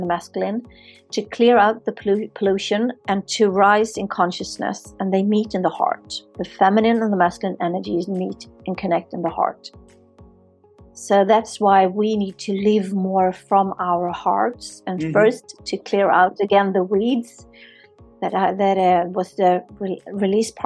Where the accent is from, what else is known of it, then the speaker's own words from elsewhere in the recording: Sweden; now in Spain; I'm born and raised in Sweden